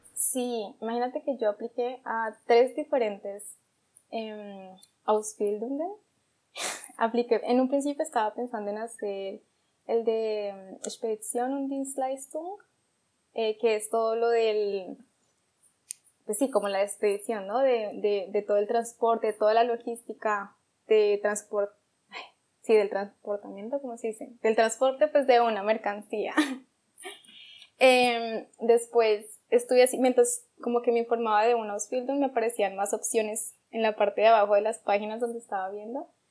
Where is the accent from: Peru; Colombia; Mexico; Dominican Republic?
Colombia; Bogotá; moved away as an adult; also born or lived in Popayán, Cauca, Colombia; now in Germany; yo soy de Popayán, es una ciudad al sur de Colombia, pero desde los 8 años eh, vivo en Bogotá, o no, viví en Bogotá